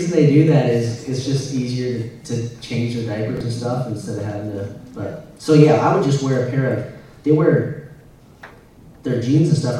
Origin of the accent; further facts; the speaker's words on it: Michigan, United States; moved away; also born or lived in Montana / Missouri; I was born in Montana, and my parents left there when I was a young kid, so I don't really remember anything in Montana. I lived in Michigan for 18 years